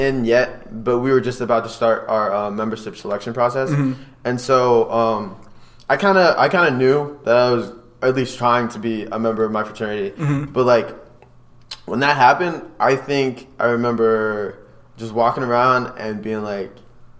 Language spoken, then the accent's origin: English; State College, Pennsylvania, United States; Growing up in State College, or being born there, really, I always wanted to go to Penn State, but then that out-of-state tuition cost came up.